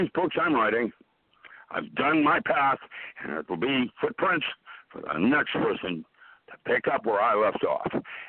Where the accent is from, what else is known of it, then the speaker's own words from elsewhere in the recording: Philippines; My parents are Indochina theater during the war, and I grew up in the Philippines. That's where I learned how to box.